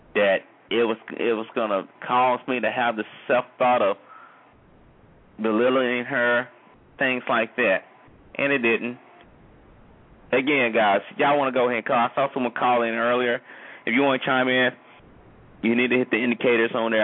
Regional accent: United States; as far as American citizens

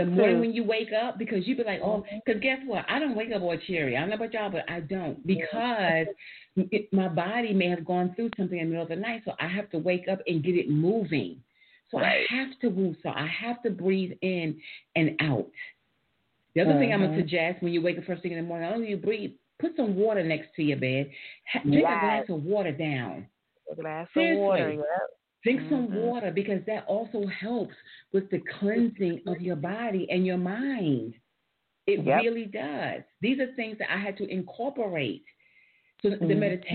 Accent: New York City, New York, United States; I'm from New York

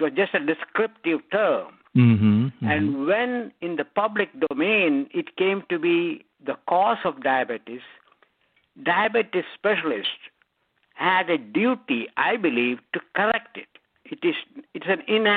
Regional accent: India; moved away as an adult; also born or lived in Scotland / Texas; now in United States; I grew up in India. I studied medicine

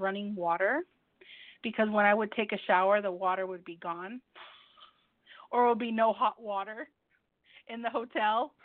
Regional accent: United States; also born or lived in Mexico; Even though I am Mexican American, but I do eat, I eat the foods here in the United States

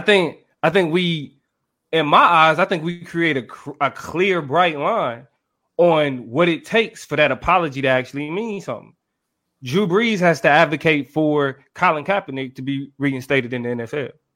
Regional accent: Kansas City, United States; growing up in Kansas City

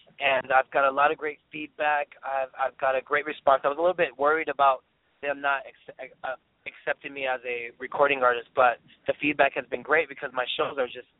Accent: Stockton, California, United States; I grew up in Stockton, California, a little small town, but I love it.

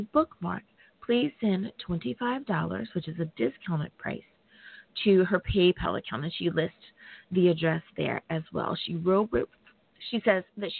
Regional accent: United States; my home country. Woo! Thank you, United States of America

